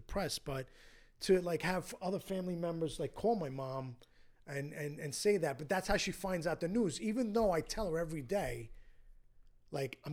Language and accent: English; New York City, New York, United States; also born or lived in Astoria, Queens; I went to a Catholic grammar school growing up in Queens